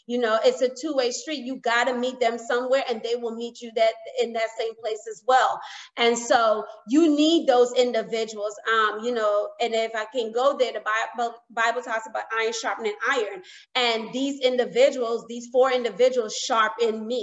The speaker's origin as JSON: {"language": "English", "region": "New York", "country": "United States", "tie": "born or raised there", "said": "I grew up in New York"}